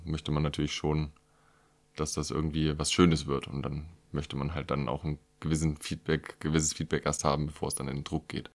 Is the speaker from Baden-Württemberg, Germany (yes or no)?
no; Haunetal, Hesse, Germany; moved away; bin ich zurück nach Haunetal 2017